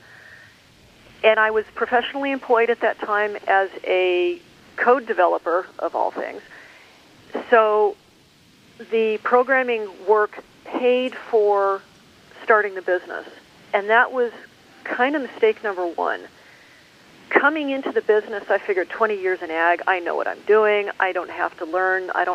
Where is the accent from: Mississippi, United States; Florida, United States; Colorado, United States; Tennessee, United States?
Colorado, United States; Douglas County; moved away; I grew up just north of you in Douglas County